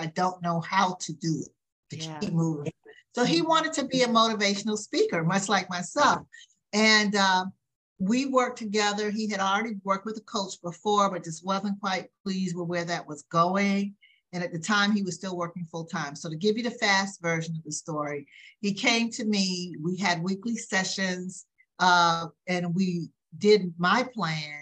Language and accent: English; the South, United States; growing up in the South. I am a Southern lady